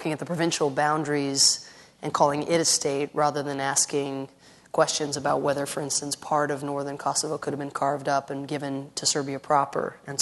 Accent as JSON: {"language": "English", "country": "Ireland", "moved": "yes", "said": "I come from Ireland originally"}